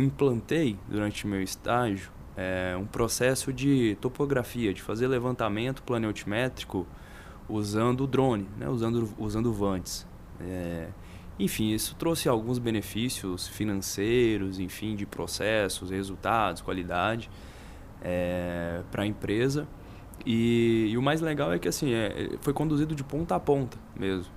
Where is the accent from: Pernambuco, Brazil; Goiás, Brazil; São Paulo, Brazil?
Goiás, Brazil; Goiânia; also born or lived in Catalão; depois voltei a Goiânia, que é a cidade natal mesmo de onde eu, de onde eu sou